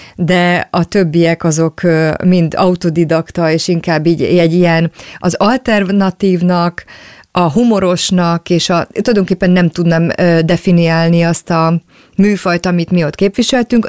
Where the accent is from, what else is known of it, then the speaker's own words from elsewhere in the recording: Budapest, Hungary; én maradtam valahogy azon a környéken Budapesten, attól a lakástól, ahol felnőttem